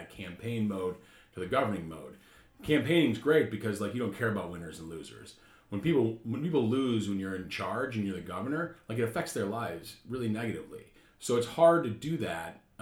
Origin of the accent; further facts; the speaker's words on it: Minnesota, United States; moved away as an adult; also born or lived in Austin, Texas; now in Washington, D.C., United States; I'm from Minnesota.